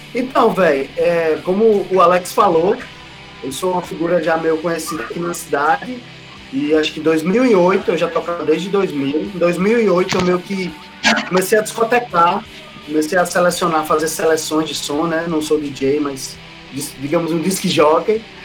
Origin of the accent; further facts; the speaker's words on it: Ceará-Mirim, Rio Grande do Norte, Brazil; Sou do interior, aqui de Ceará Mirim, interior do Rio Grande do Norte.